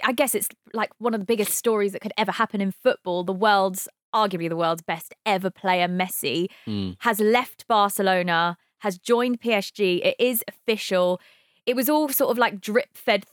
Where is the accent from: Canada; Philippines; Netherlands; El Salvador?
Philippines; being Filipino